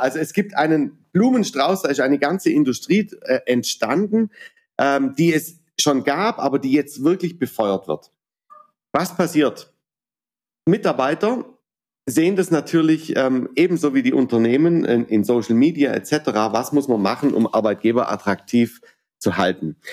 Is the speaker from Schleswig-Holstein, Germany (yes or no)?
no; Baden-Württemberg, Germany; vor allem bin ich Badener